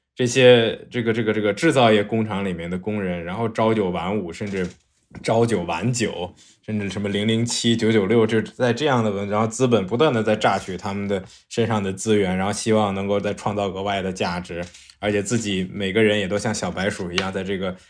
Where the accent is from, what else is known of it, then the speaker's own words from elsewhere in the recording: Ningxia, China; moved away; 我老家是宁夏的